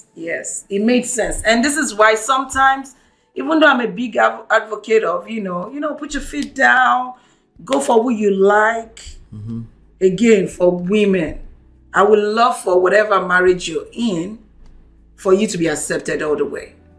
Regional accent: Lagos, Nigeria; I'm born and raised in Lagos

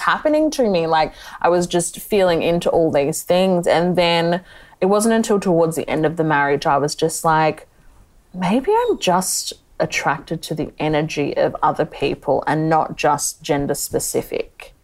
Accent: Melbourne, Victoria, Australia; now in Geelong, Australia; I live in Geelong, but I grew up in Melbourne

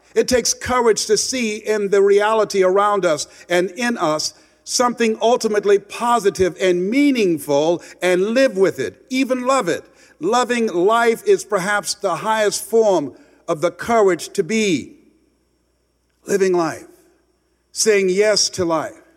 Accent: Miami, Florida, United States; moved away; I'm from Miami originally.

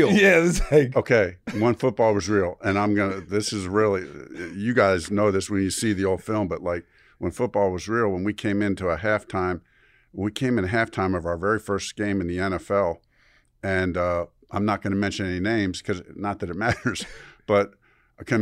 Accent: Chicago, Illinois, United States; I am from Chicago.

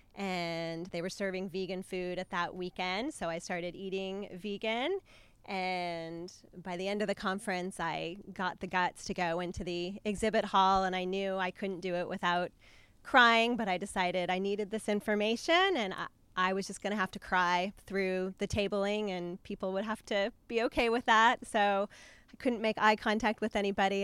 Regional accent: New Mexico, United States; I grew up in New Mexico

